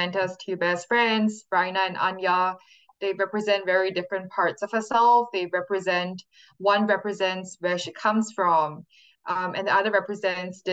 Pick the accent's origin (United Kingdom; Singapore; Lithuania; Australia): Singapore; moved away as an adult; now in California, United States; the place that I've grown up in for the first 18 years of my life